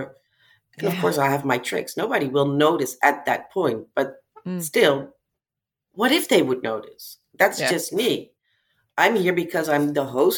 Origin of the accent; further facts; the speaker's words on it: Amsterdam, North Holland, Netherlands; in Amsterdam, it's my hometown.